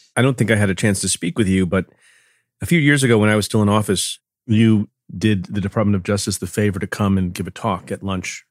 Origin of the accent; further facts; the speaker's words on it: New Jersey, United States; I grew up in Jersey